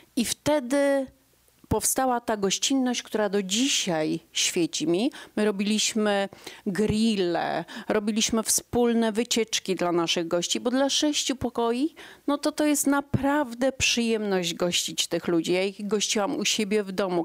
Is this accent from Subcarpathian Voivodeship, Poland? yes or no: no; Iława, Warmian-Masurian Voivodeship, Poland; moved away as an adult; now in Jastrzębia Góra, Poland; ja pochodziłam z bloku, z 38 metrów, z Iławy mojej ukochanej